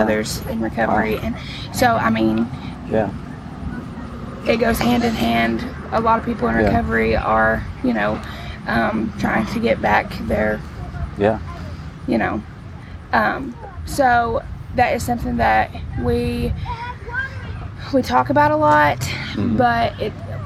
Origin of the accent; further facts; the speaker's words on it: United States; moved away; I'm from Lincoln County, but we live up here